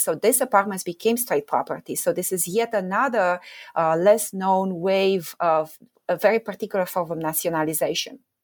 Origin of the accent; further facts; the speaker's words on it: Romania; I grew up in Romania